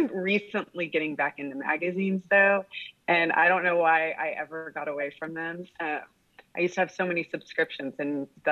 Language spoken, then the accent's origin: English; Corpus Christi, Texas, United States; also born or lived in Dallas; I was born and raised here